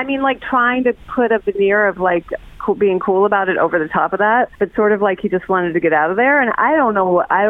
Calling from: Kettering, Ohio, United States; I'm calling from Kettering.

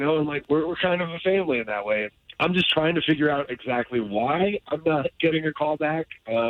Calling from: Ocoee, Florida, United States; I'm calling you guys from Ocoee.

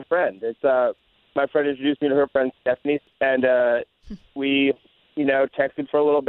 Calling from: Maitland, Florida, United States; Hey, I'm calling in from Maitland.

